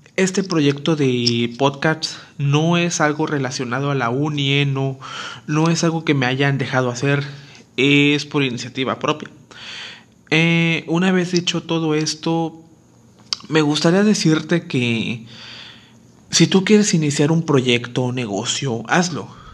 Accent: Acapulco, Guerrero, Mexico; originario de Acapulco, Guerrero

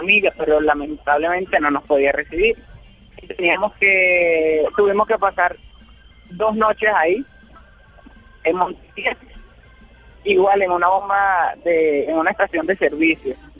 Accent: Valencia, Carabobo, Venezuela; moved away as an adult; also born or lived in Barranquilla; now in Medellín, Colombia; Yo soy de Venezuela, específicamente de Valencia, Estado Carabobo, zona central de Venezuela

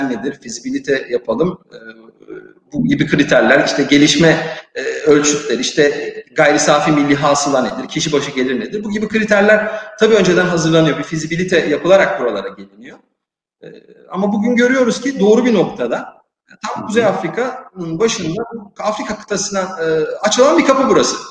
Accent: Turkey; moved away as an adult; now in Morocco; bir Türk olarak e, cebinde Türk pasaportuyla gezen ve Türk firmasını temsil eden birisi olarak

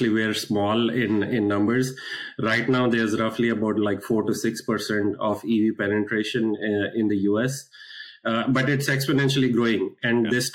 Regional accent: India; moved away as an adult; now in United States; I was born and brought up in India.

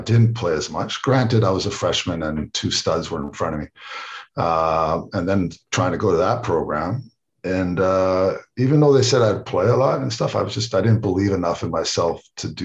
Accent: Canada; moved away as an adult; also born or lived in United States; I'm Canadian

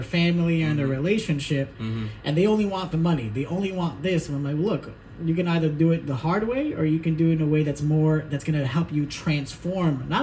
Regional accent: New Jersey, United States; I'm from New Jersey

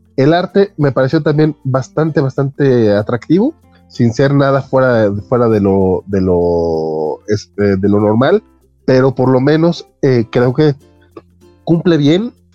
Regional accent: Mexico

